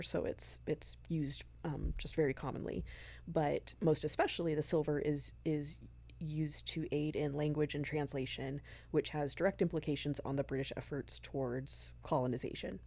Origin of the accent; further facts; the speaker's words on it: the West, United States; moved away; I'm from the West. So, where I'm from, we called it the Tower of Babel